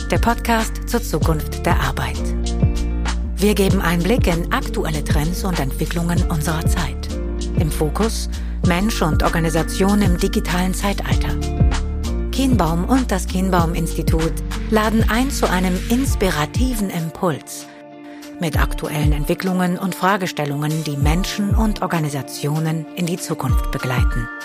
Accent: North Rhine-Westphalia, Germany; Ich bin 33 Jahre alt, äh, gebürtiger Ostwestfale

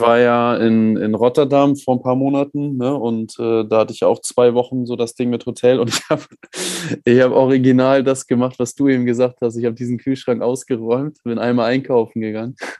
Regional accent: Germany; als Deutscher

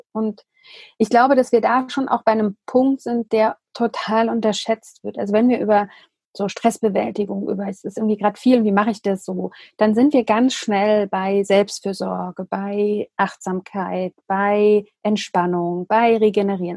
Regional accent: Germany; für uns als, als Deutsche, dass wir hier in diesem Land

